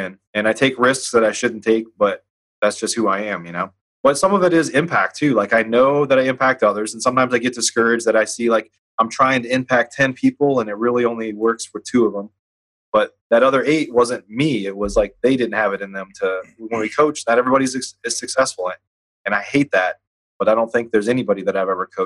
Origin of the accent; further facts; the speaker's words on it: Midwest, United States; We grew up in the Midwest, hardworking families